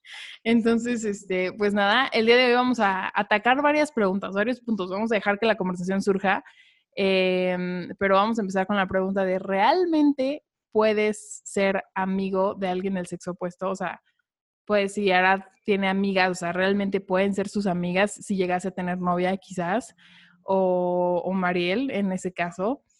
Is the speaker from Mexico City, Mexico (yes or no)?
yes; Mexico City, Mexico; tengo 18 años, soy de la Ciudad de México